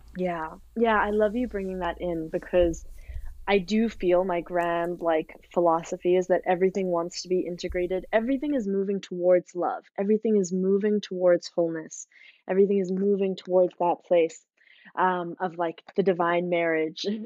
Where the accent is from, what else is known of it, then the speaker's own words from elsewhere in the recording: South Africa; growing up in South Africa